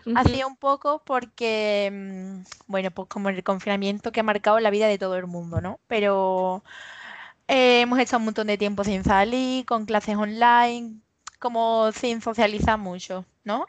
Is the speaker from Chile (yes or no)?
no; Los Palacios y Villafranca, Andalusia, Spain; soy de Los Palacios, que es un pueblo que está aquí en Sevilla. Soy de aquí y vivo aquí, vamos, que nunca me he movido de aquí